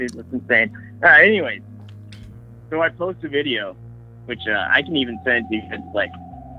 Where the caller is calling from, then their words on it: Sacramento, California, United States; from Sacramento, California.